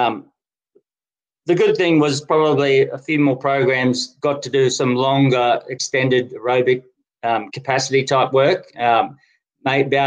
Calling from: Canberra, Australian Capital Territory, Australia; Canberra. Sunny Canberra. Canberra.

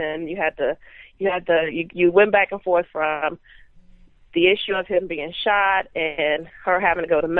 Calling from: Houston, Texas, United States; Houston, Texas.

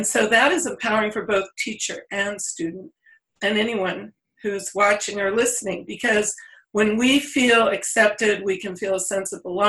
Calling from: California, United States; I'm speaking from California, from the San Francisco Bay Area, where it's rainy one day and sunny the next.

